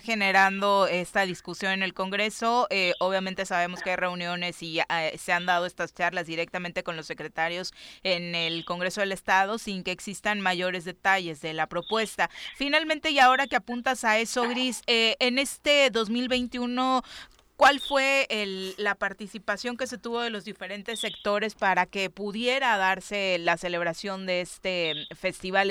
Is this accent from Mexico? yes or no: yes; Morelos, Mexico; los que nacimos en Morelos